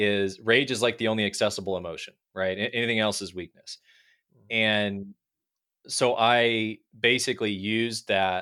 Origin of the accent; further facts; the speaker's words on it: Midwest, United States; also born or lived in Pennsylvania / Florida / California / Texas; You know, we grew up in the Midwest. I lived in Pennsylvania, Florida, California, Texas.